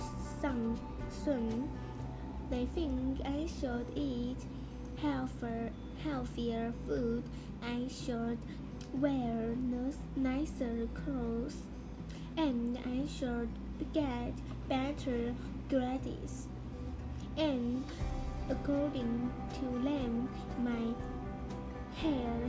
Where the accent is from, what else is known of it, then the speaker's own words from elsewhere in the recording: Taiwan; accent: Taiwanese; 我有台湾腔。